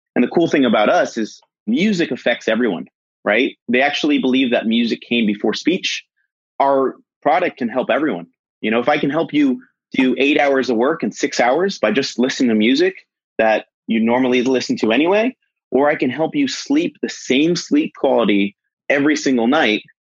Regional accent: Boston, Massachusetts, United States; I'm from Boston

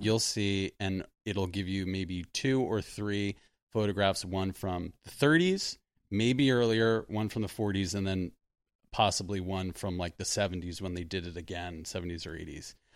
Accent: Sea Cliff, New York, United States; moved away; I was from this little beach town called Seacliff

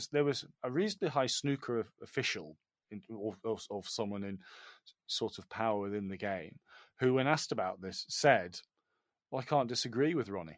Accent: United Kingdom; us Brits

